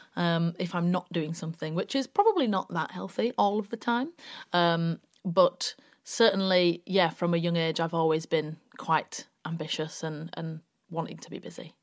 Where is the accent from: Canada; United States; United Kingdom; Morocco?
United Kingdom; Bradford, Yorkshire and the Humber; also born or lived in York; I'm from Bradford originally, grew up in Bradford